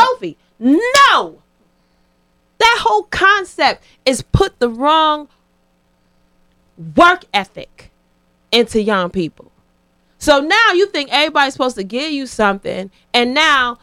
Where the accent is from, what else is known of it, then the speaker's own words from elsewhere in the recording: Hartford, Connecticut, United States; also born or lived in Georgia; I'm from Hartford.